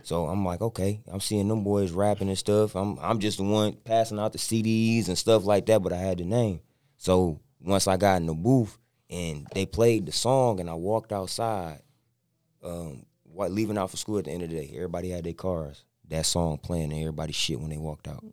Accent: Inkster, Michigan, United States; also born or lived in Detroit; everybody my age I grew up with was in Inkster

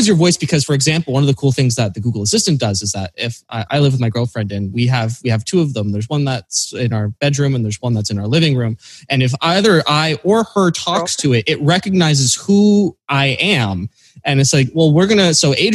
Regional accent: Canada; I'm Canadian.

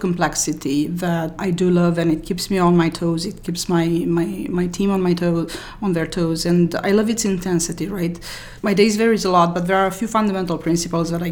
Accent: Romania; moved away as an adult; also born or lived in France; now in United States; I was born in Romania. My undergrad studies were in computer science in Romania

